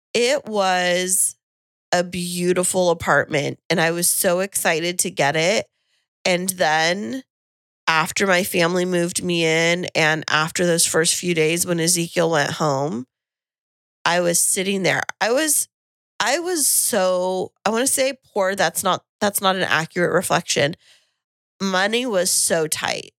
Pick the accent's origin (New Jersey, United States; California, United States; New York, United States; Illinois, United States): California, United States; Kingsburg; moved away as an adult; now in San Diego, United States; I went home, uh, to Kingsburg